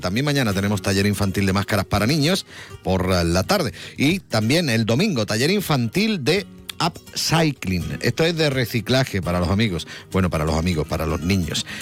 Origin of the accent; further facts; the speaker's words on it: Jerez de la Frontera, Andalusia, Spain; yo soy de Jerez